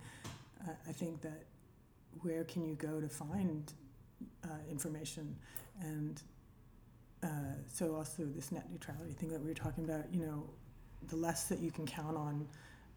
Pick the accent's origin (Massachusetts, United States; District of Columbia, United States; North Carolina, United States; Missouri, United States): District of Columbia, United States; Washington; now in Brooklyn, United States; I grew up in D.C.